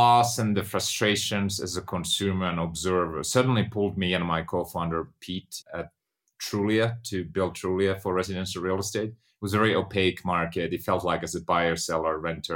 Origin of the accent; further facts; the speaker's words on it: Finland; moved away; I was born and raised in Finland, grew up on a farm.